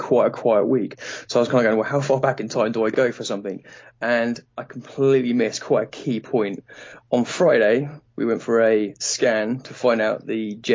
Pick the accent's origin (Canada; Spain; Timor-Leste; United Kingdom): United Kingdom; accent: British; I can tone down the British